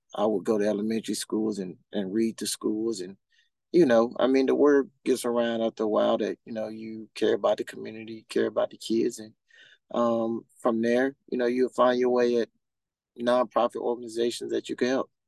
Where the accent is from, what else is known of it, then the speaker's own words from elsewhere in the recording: Huntsville, Alabama, United States; now in Central Florida, United States; I'm from Huntsville, Alabama